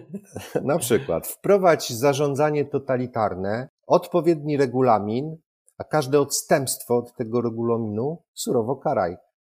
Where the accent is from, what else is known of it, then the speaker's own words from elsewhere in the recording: Wrocław, Lower Silesian Voivodeship, Poland; Jestem z Wrocławia